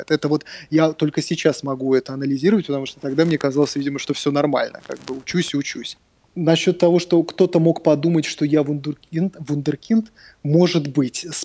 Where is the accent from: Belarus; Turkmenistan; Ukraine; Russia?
Russia; Moscow; я из Москвы. Ага. Да, а, я, из... я родился в Москве. Родился да, в Москве.